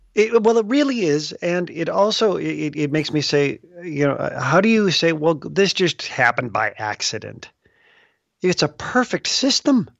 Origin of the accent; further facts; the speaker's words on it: Des Plaines, Illinois, United States; now in West Des Moines, United States; I grew up near Des Plaines